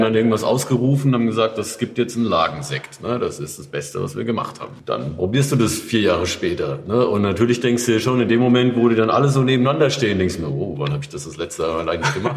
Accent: Odenwald, Hesse, Germany; ich ja eigentlich auch gebürtiger Odenwälder bin

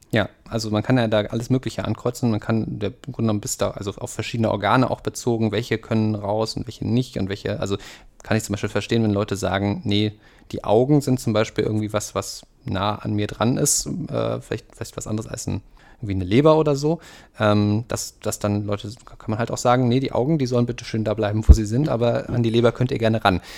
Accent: Leipzig, Saxony, Germany; ich komme selber aus dem Süden

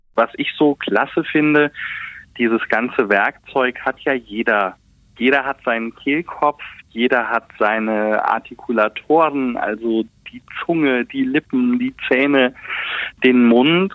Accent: Westerwald, Rhineland-Palatinate, Germany; accent: Westerwälder Platt; wenn ich nach Hause komme, lege ich das Hochdeutsch ab und dann wird ganz normal auf Welt Westerwälder platt geschwätzt. Ja, das ist bei uns zu Hause Amtssprache Nummer eins

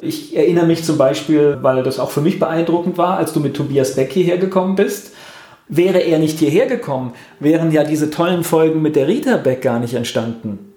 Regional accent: Mainz, Rhineland-Palatinate, Germany; in Mainz, das ist so meine Heimatregion

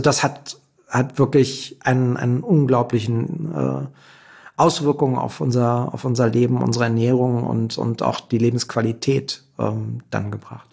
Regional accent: Berlin, Germany; Ich komme aus Berlin und bin selber Berliner

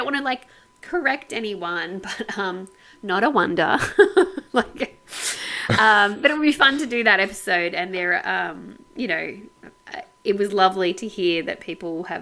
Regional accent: Sydney, New South Wales, Australia; we're from Sydney

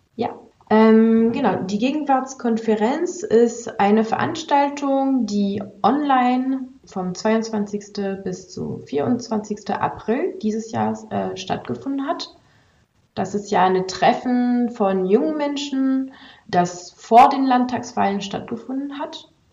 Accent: France; now in Germany; bin ich ja eigentlich aus Frankreich, bin aber eigentlich in Deutschland schon seit ziemlich langem und arbeite hier

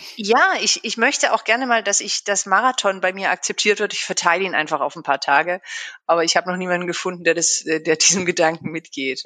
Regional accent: Black Forest, Baden-Württemberg, Germany; moved away as an adult; also born or lived in Freiburg; now in Berlin, Germany; Und bin eigentlich gebürtige Schwarzwälderin.

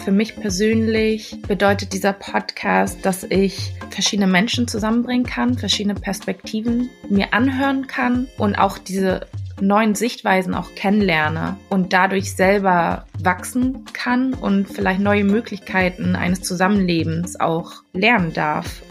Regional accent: Hamburg, Germany; Ich bin gebürtige Hamburgerin

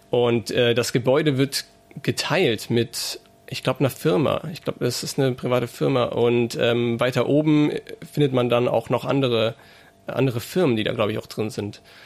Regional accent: Saarbrücken, Saarland, Germany; now in Mainz, Germany; in Saarbrücken zum Beispiel, wo ich herkomme

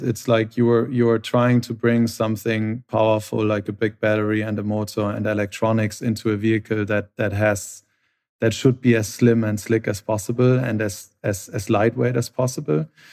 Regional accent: Hamburg, Germany; I'm from Hamburg originally. We share the same hometown

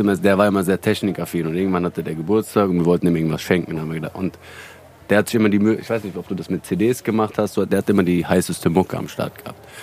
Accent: Hanau, Hesse, Germany; now in Frankfurt, Germany; Hanauer Jungs

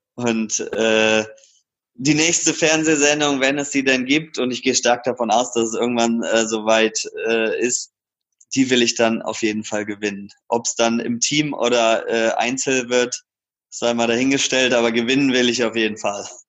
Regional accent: Karlsruhe, Baden-Württemberg, Germany; now in Cologne, Germany; Kleiber Markisen als Karlsruher

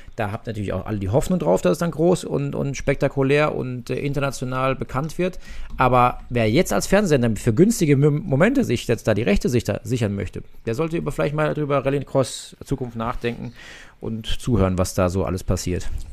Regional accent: Nürburgring, Rhineland-Palatinate, Germany; Nürburgring, meine Heimat, da bin ich aufgewachsen

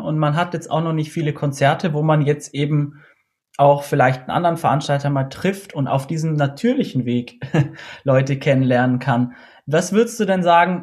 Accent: Austria; ich komme aus Österreich

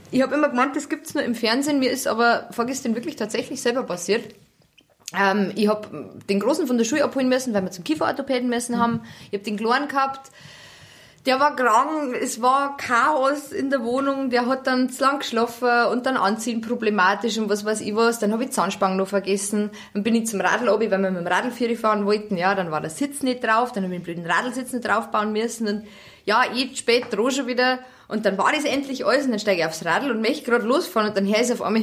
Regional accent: Bavaria, Germany; Also ich bin Niederbayerin und ich kenne wirklich viele bayerische Wörter.

